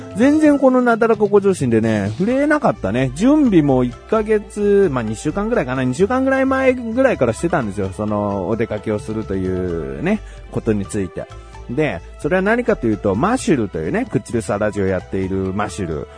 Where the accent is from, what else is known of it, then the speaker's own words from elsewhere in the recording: Kanagawa, Japan; 僕は神奈川県民としてね